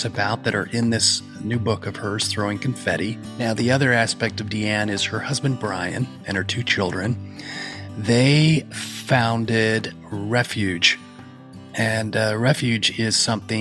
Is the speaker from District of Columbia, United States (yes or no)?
no; Utah, United States; I grew up in Utah